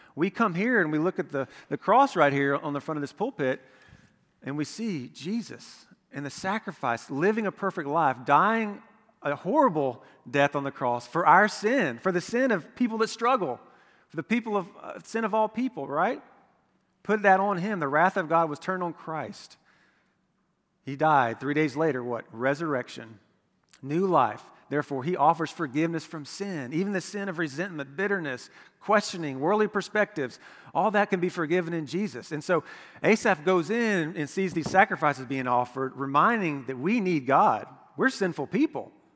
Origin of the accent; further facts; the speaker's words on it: Florida, United States; I'm from Florida